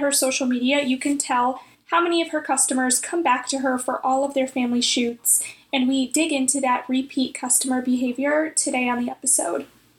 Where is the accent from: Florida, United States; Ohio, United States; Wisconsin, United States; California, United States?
Ohio, United States; Cleveland; Cleveland, Ohio, my hometown